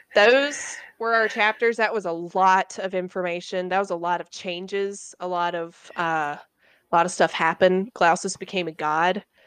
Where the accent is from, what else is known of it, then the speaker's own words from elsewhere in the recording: the South, United States; growing up in the South